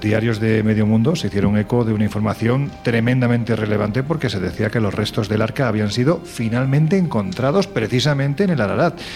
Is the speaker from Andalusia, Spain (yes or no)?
yes; Andalusia, Spain; Soy andaluz